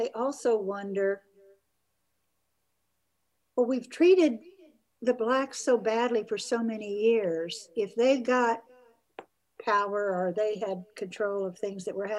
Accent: the South, United States; also born or lived in Brazil / Kingwood, Texas; I grew up white in the South

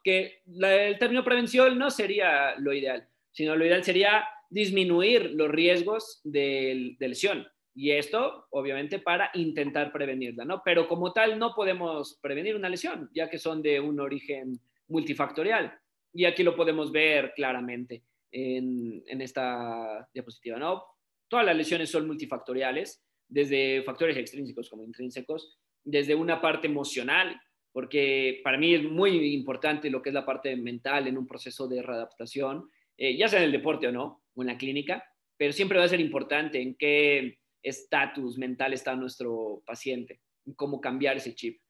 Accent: Mexico; soy fisioterapeuta, soy de México

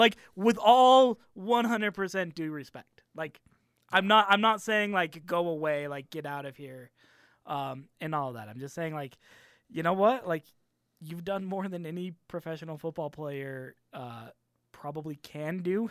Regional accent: Arizona, United States; I'm from Arizona

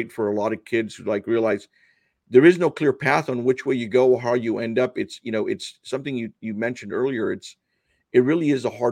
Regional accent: Los Angeles, California, United States; first language Spanish; English is a second language; I was born in Los Angeles

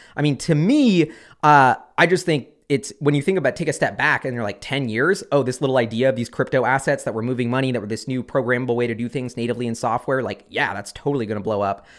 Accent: Seattle, Washington, United States; in Seattle, my hometown.

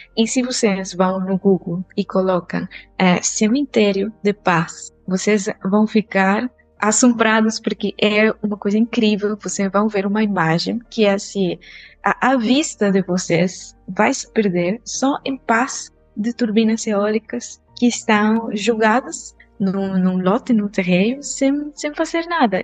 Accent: Costa Rica; Portuguese is a second language; moved away; ainda não descobriram de onde que é meu sotaque, eu sou da Costa Rica.

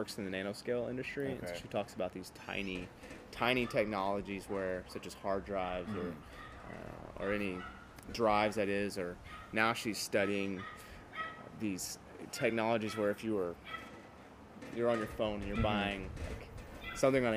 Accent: Cuero, Texas, United States; moved away as an adult; I came from Cuero

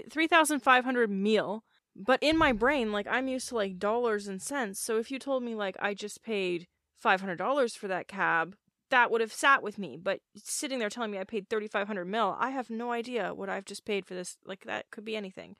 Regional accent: Canada; I'm Canadian

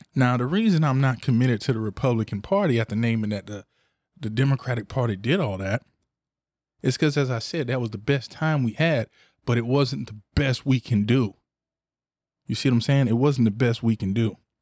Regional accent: Ocala, Florida, United States; I'm from dirty Cali, you know, I'm from the O, and I'm from the west side of the O. I'm from Cotton Plant, Ocala, Florida

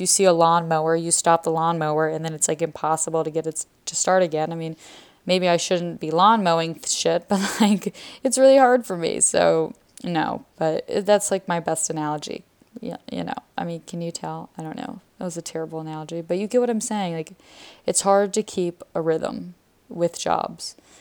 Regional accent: Atlanta, Georgia, United States; moved away as an adult; now in Israel; I'm from Georgia

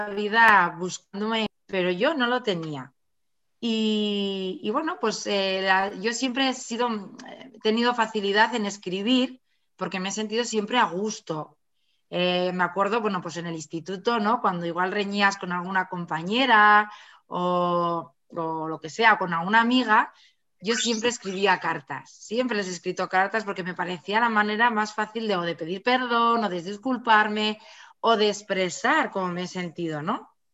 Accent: Pamplona, Navarre, Spain; yo soy de Pamplona, de Navarra, eh, vivo, he vivido toda la, vivo aquí toda la vida

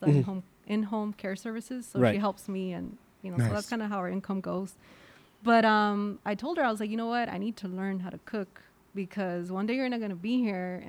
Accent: San Diego, California, United States; I'm from the hood, right? I've always I grew up on like on Harrison and Irving

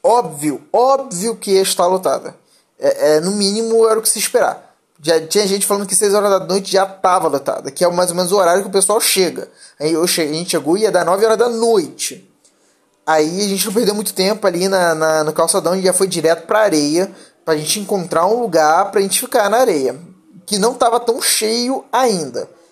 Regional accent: Rio de Janeiro, Brazil; sou carioca

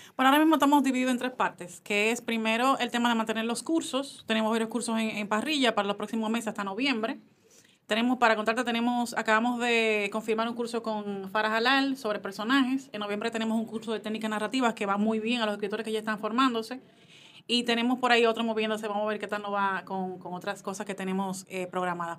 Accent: Dominican Republic; como buena dominicana

